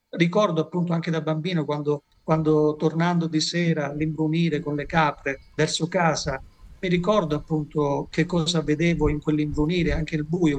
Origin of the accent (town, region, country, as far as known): Basilicata, Italy